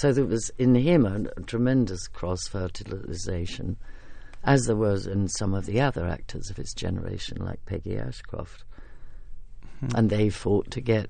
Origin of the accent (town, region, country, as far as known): England, United Kingdom